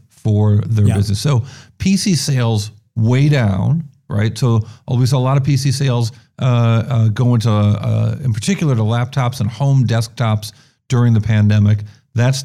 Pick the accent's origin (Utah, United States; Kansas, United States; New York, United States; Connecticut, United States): New York, United States; also born or lived in Benton Harbor, Michigan; now in San Francisco, United States; I grew up in New York